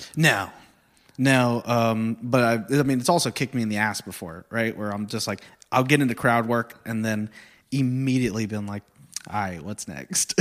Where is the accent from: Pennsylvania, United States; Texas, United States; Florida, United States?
Texas, United States; Corpus Christi; moved away; I'm from Corpus, which is basically Houston